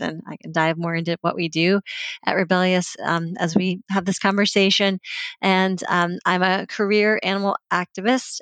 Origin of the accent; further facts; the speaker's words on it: Virginia, United States; I grew up in Virginia